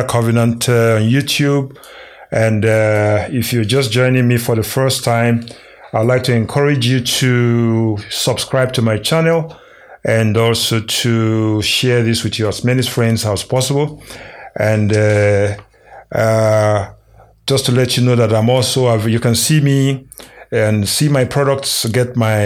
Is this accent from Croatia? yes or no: no; Nigeria; moved away; my home country, Nigeria.